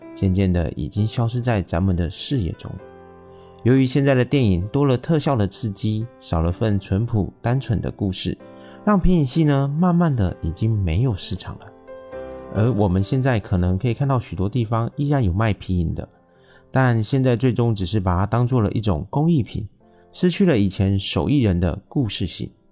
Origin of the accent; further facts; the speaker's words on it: Taiwan; 我是一位来自台湾喜欢旅行与交朋友的小哥哥